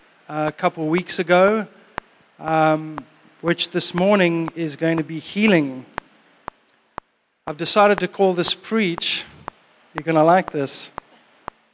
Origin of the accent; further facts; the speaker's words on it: South Africa; moved away; I grew up in South Africa in the 70s and 80s. And 90s.